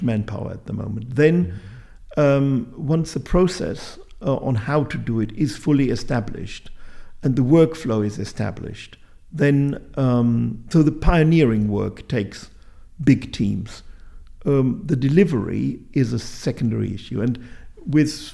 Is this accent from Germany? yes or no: yes; Bielefeld, North Rhine-Westphalia, Germany; I joined the Natural History Society in Bielefeld, my hometown, either at the age of 12 or 14